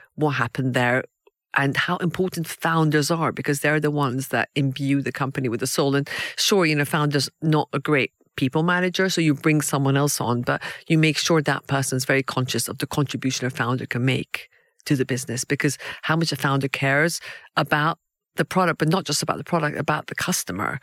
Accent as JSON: {"language": "English", "country": "Iran", "tie": "born or raised there", "moved": "yes", "lives_now": "United Kingdom", "said": "I was born in Iran"}